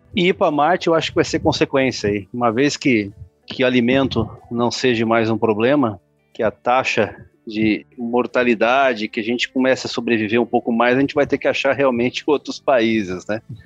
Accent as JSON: {"language": "Portuguese", "country": "Brazil", "said": "eu sou brasileiro"}